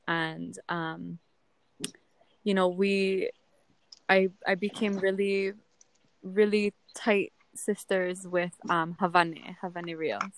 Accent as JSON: {"language": "English", "area": "Oahu", "region": "Hawaii", "country": "United States", "tie": "born or raised there", "moved": "as an adult", "lives_now": "Hilo, United States", "said": "I was raised on Oahu"}